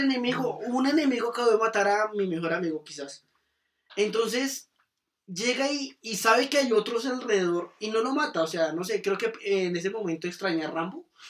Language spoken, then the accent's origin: Spanish; Colombia; como directores colombianos